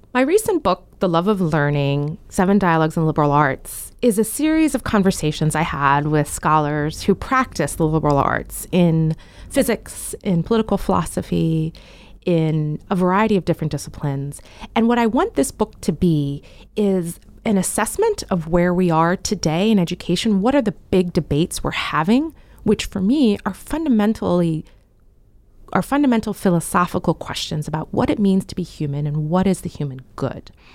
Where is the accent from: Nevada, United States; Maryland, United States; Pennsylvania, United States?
Maryland, United States; Frederick; I was born and raised in Frederick, Maryland